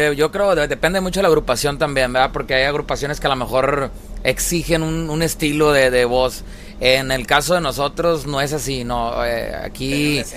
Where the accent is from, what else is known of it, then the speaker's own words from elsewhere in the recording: Monterrey, Nuevo León, Mexico; moved away; also born or lived in Sinaloa; Yo soy de Monterrey, Nuevo León